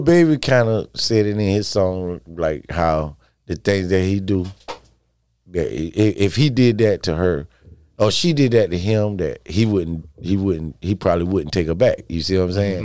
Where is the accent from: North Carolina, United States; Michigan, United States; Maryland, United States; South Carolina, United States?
South Carolina, United States; moved away as an adult; also born or lived in New York / Washington, D.C.; growing up in South Carolina.